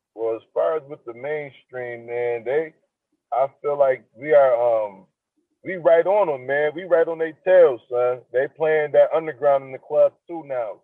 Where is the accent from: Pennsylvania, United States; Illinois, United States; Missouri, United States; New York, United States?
New York, United States; Niagara Falls; I'm from Niagara Falls